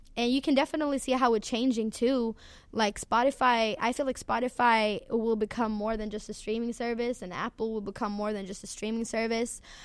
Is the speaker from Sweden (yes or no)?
yes; Sweden; I'm from Sweden